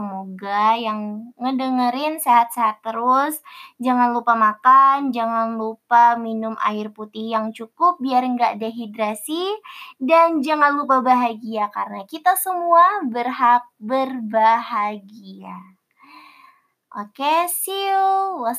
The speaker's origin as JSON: {"language": "Indonesian", "region": "Kalimantan", "country": "Indonesia", "tie": "born there", "lives_now": "Java, Indonesia", "said": "Jadi aku ini berdarah Sulawesi yang lahir di Kalimantan, terus sekarang berdomisili di tanah Jawa."}